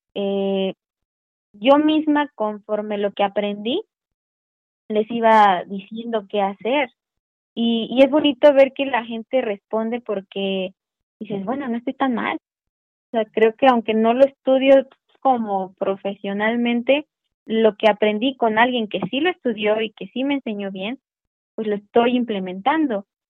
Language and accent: Spanish; Veracruz, Mexico; moved away as an adult; now in Puebla, Mexico; Yo soy de Veracruz, y cuando yo empecé a ver mi oportunidad de entrar a la universidad, eh, pues me vine a Puebla